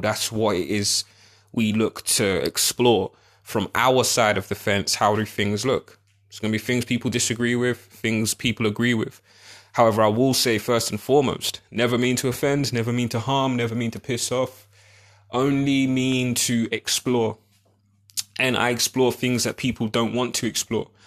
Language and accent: English; United Kingdom; a black British perspective